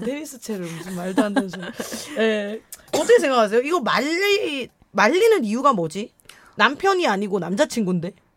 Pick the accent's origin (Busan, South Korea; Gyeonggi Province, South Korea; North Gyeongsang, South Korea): North Gyeongsang, South Korea; Gumi; accent: saturi (regional dialect); first language Korean; moved away